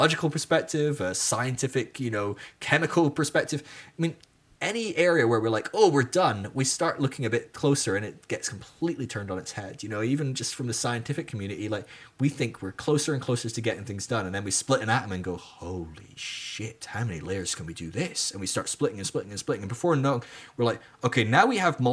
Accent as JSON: {"language": "English", "region": "Scotland", "country": "United Kingdom", "moved": "yes", "said": "being Scottish is the same part of who I am and I'm not living in Scotland anymore"}